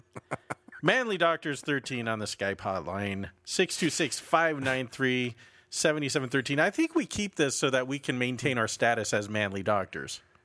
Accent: California, United States; growing up in California

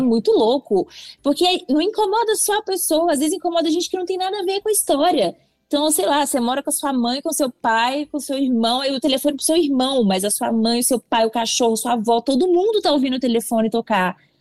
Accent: Belo Horizonte, Minas Gerais, Brazil; moved away as an adult; now in São Paulo, Brazil; Eu sou de Belo Horizonte

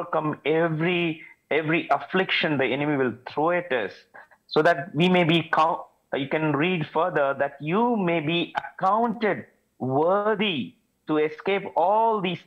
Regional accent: India; moved away as an adult; now in Saudi Arabia; I come from India.

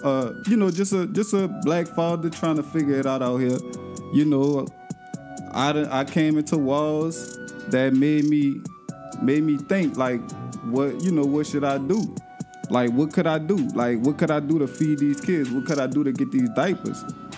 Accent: New Orleans, Louisiana, United States; Well, me and my brothers, my family, we from the Ninth Ward.

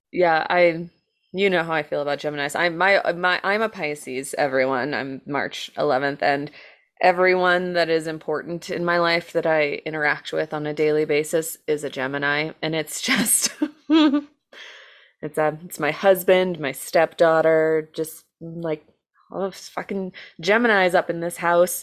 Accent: United States

